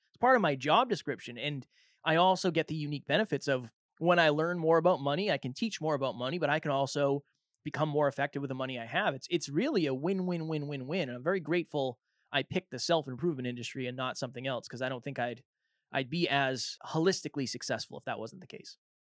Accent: Massachusetts, United States; now in New Hampshire, United States; I was born and raised in Massachusetts

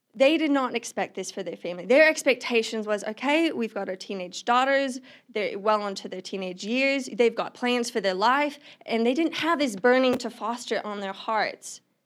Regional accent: Australia; moved away as an adult; now in Missoula, United States; I'm originally from Australia. I moved to the United States about a year and a half ago

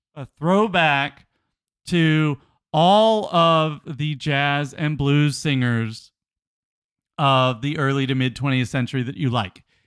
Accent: United States; we're American

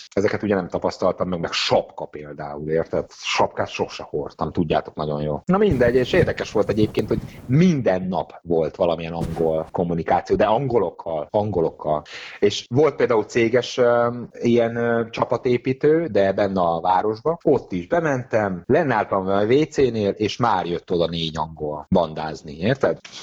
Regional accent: Hungary; also born or lived in England; én azért költöztem haza Angliából első sorban, mert magyar lányjal szerettem volna együtt lenni

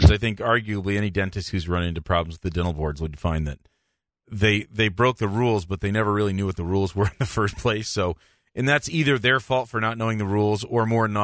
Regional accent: Newark, Delaware, United States; I grew up in Newark, Delaware.

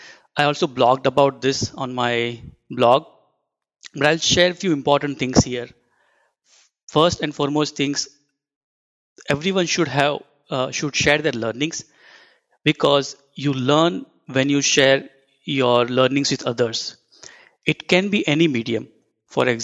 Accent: India; moved away as an adult; now in Minneapolis, United States; I am from India and currently working at Horizontal Digital's Minneapolis office

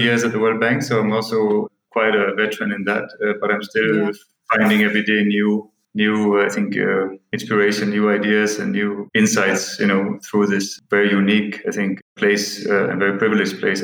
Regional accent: Denmark; moved away as an adult; now in Kathmandu, Nepal; I'm originally from Denmark. I grew up in a small village about 30 miles from Copenhagen

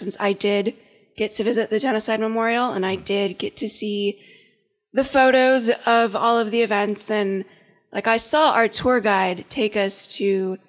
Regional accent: United States; even though I was born in America.

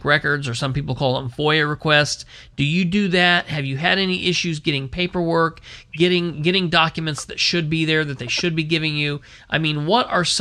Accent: Muncie, Indiana, United States; now in Winchester, United States; my hometown where I was born and raised is Muncie

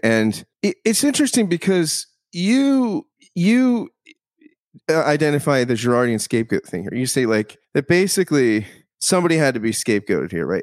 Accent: United States; as an American

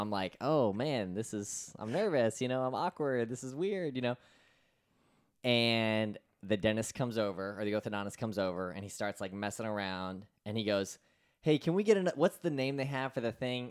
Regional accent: Florida, United States; my hometown of Florida.

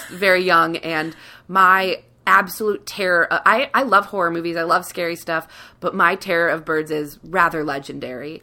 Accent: Cincinnati, Ohio, United States; I grew up in Cincinnati, right above the Mason-Dixon line

